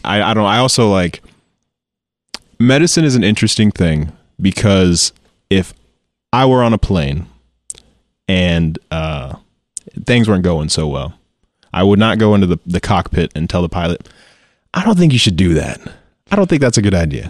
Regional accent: Joplin, Missouri, United States; born or raised there; also born or lived in St. Louis, Missouri / Baxter Springs, Kansas

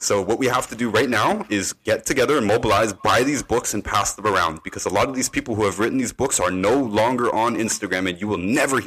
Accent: Canada; I'm from Canada.

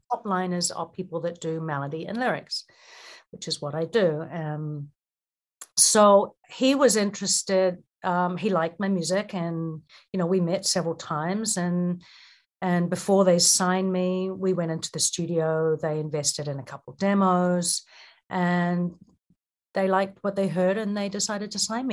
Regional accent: Auckland, New Zealand; moved away; I was raised in New Zealand, in Auckland

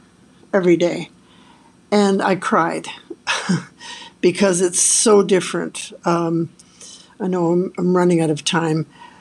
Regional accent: Canada; I'm Canadian

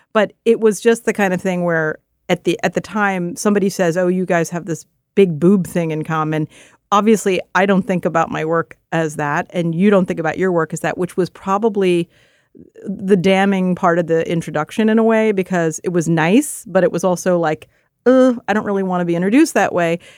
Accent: Philadelphia, Pennsylvania, United States; the neighborhood I grew up in Philadelphia

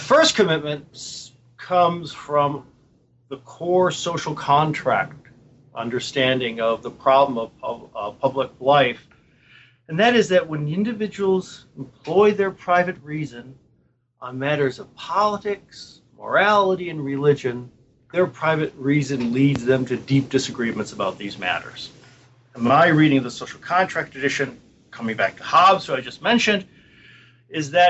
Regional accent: Buffalo, New York, United States; moved away; I come from Buffalo.

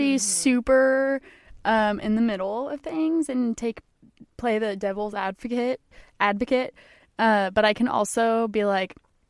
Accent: United States; We're from the United States.

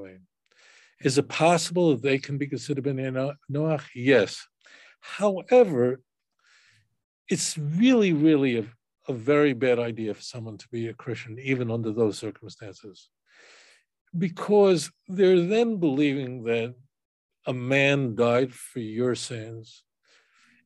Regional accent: New York, United States; I grew up in New York

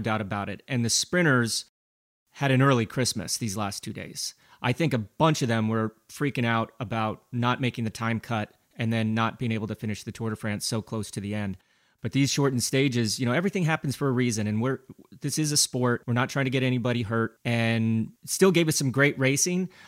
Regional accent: Glenwood Springs, Colorado, United States; my hometown of Glenwood Springs, Colorado, we have this most beautiful canyon called Glenwood Canyon. And when I was growing up

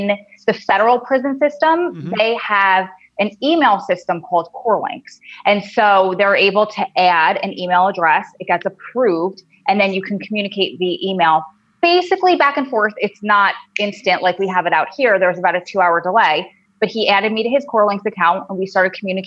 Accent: Long Island, New York, United States; accent: New Jersey drawl; also born or lived in Wilmington, North Carolina; now in New Jersey, United States; Originally I'm from Long Island, which that accent is a million times worse.

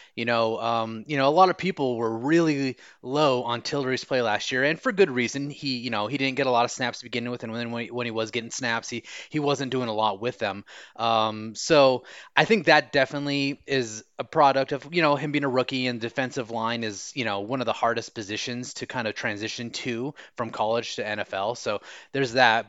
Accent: United States; accent: American; my American accent

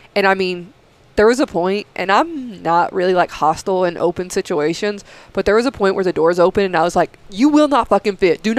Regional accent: Tennessee, United States; moved away; I grew up in Tennessee

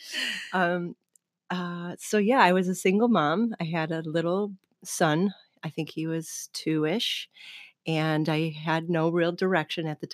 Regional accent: Hamburg, Pennsylvania, United States; I'm originally from Hamburg

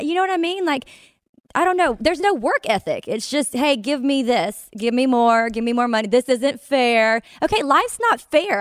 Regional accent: Mississippi, United States; this is from my hometown. Well, it's not, it's in Mississippi, so my state

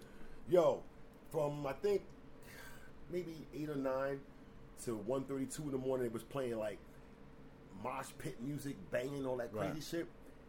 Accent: New York City, New York, United States; also born or lived in Brooklyn, New York City / Harlem, New York City; I was Bronx raised.

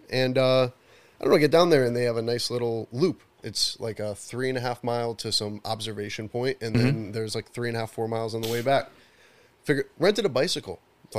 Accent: New England, United States; also born or lived in Chicago; I lived in Chicago. I grew up in New England.

